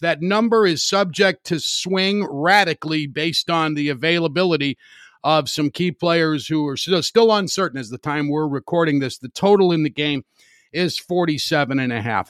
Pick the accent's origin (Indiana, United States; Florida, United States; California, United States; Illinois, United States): Indiana, United States; Highland; I grew up in Highland, Indiana, which at the time was about thirty thousand residents